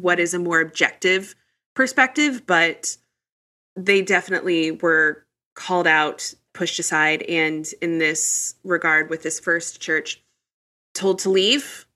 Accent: Midwest, United States; I grew up in the Midwest

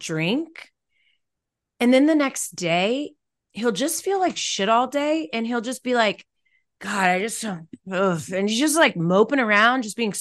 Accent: United States; I'm black from America

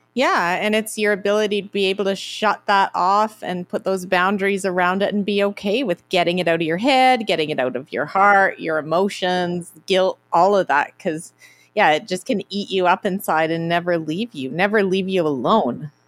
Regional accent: Canada; I'm from Canada

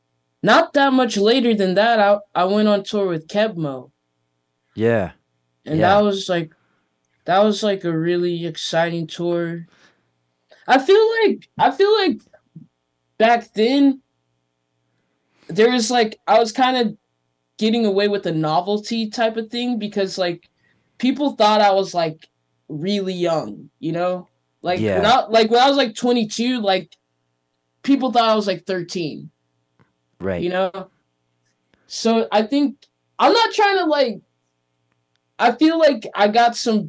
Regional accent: Los Angeles, California, United States; moved away; growing up in Venice is like it taught me a lot about business

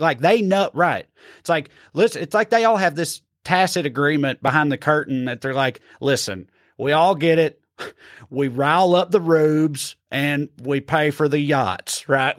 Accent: Tennessee, United States; I'm from Tennessee

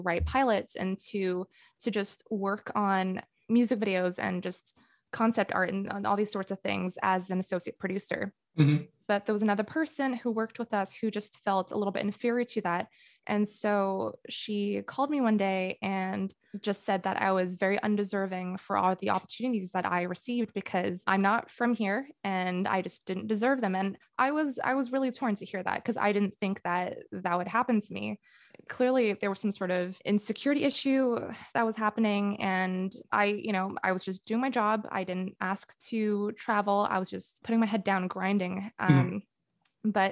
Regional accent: Singapore; moved away as an adult; now in Canada; being an international student growing up in Singapore, but coming to North America

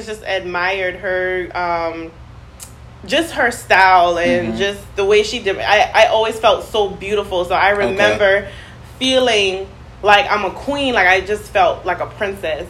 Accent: Charleston, South Carolina, United States; also born or lived in Wadmalaw Island, South Carolina; now in Summerville, United States; I am born and raised in Charleston, South Carolina. Currently reside in Somerville, South Carolina.

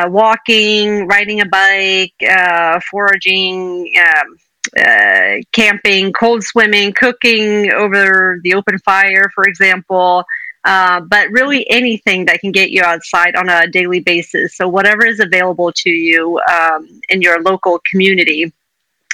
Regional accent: Sweden; moved away as an adult; also born or lived in Indiana, United States / Montana, United States; I grew up in Sweden, lived here until I was in my 20s

